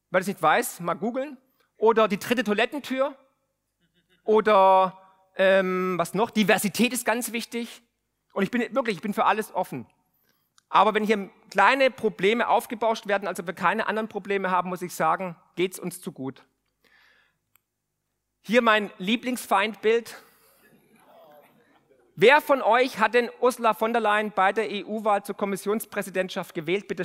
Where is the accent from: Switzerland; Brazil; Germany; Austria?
Germany; Baden-Württemberg; Und glaubt mir eins, ich komme aus dem Remstal. Aus dem Remstal kommen die ganzen Rebellen.